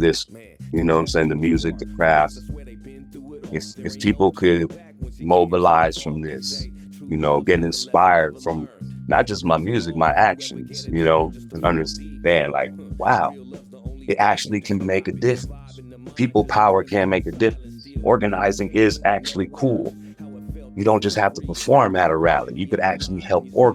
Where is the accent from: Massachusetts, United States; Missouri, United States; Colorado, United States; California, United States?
California, United States; the Bay Area; growing up in the Bay